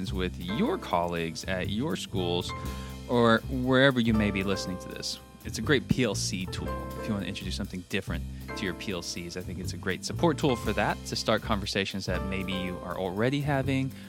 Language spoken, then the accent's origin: English; Texas, United States; also born or lived in Oklahoma; now in Hoover, United States; I'm from Texas. I lived in Oklahoma